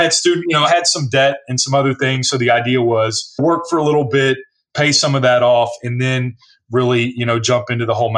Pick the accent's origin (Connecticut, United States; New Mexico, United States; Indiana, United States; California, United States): Indiana, United States; born or raised there; also born or lived in Kentucky